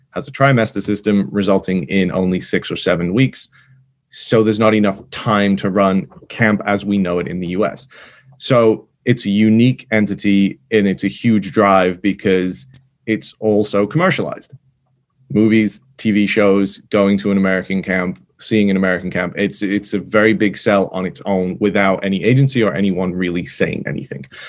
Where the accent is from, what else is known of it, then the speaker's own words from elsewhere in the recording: England, United Kingdom; moved away as an adult; also born or lived in Manchester; now in United States; I grew up in England, went to college in Manchester